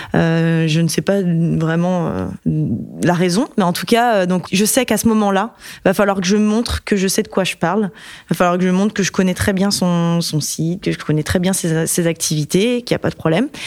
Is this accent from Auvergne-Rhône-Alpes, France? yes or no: no; Brittany, France; dans ma région d'origine, la Bretagne